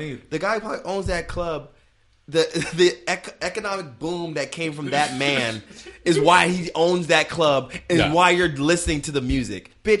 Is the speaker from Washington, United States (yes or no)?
yes; Seattle, Washington, United States; I'm from Seattle, Washington